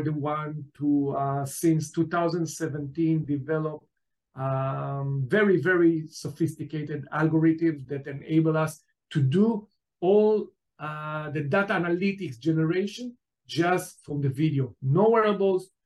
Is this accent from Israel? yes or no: yes; Israel; also born or lived in New York, United States; I was born in New York, and then my family moved to Israel back at the 70s and was raised in Israel